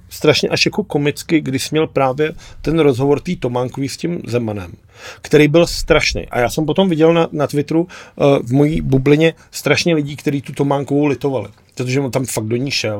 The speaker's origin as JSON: {"language": "Czech", "country": "Czechia", "said": "my jako Češi"}